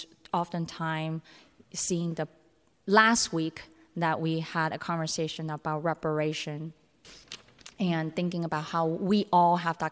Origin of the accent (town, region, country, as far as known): San Francisco, California, United States; born or raised there